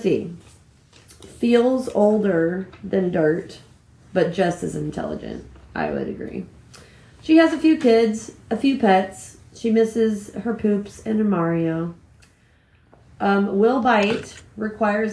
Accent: Lincoln, Nebraska, United States; I was born and raised in Lincoln, Nebraska

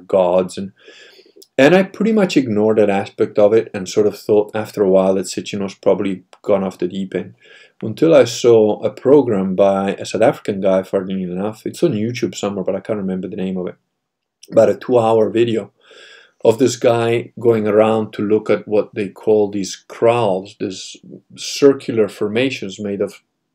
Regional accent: Italy; being Italian

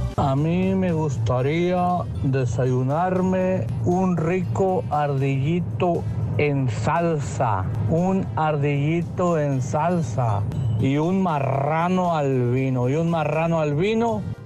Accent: El Salvador; now in Houston, United States; Yo soy de Salvador

